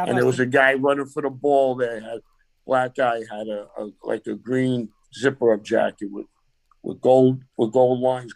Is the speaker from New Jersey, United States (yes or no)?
no; New York City, New York, United States; I grew up in Brooklyn